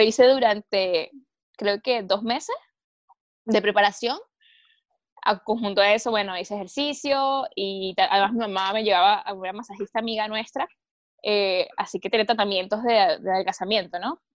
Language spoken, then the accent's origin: Spanish; Caracas, Capital District, Venezuela; moved away as an adult; also born or lived in Viña del Mar, Chile; now in Chile; no soy nacida e, y, criada, digamos, en Caracas